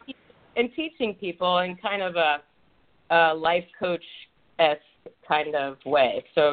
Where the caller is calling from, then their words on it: Los Angeles, California, United States; I'm in Los Angeles.